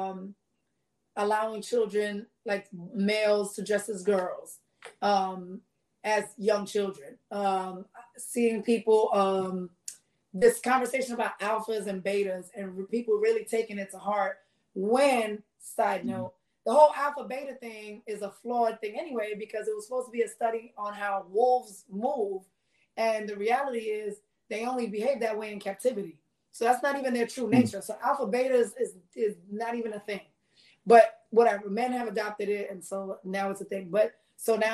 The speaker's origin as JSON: {"language": "English", "town": "New York City", "region": "New York", "country": "United States", "tie": "born or raised there", "said": "I grew up in the Bronx"}